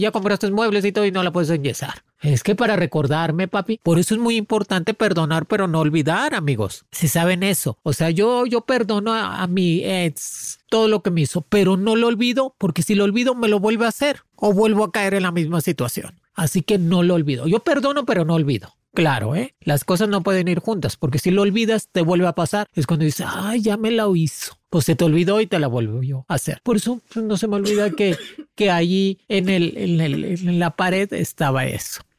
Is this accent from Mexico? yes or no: yes; Mexico; somos fuertes, el mexicano es fuerte